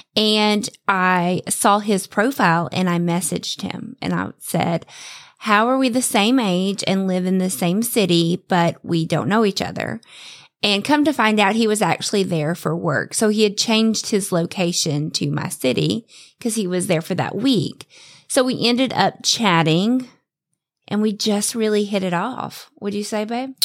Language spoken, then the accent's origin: English; the South, United States; I was raised in the South